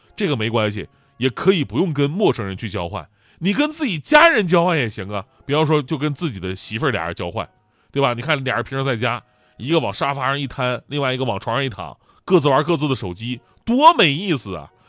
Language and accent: Chinese; Changchun, Jilin, China; moved away; 你像我老家，今年长春，前不久疫情真的挺严峻的呀，我爸妈隔离到现在已经一个多月了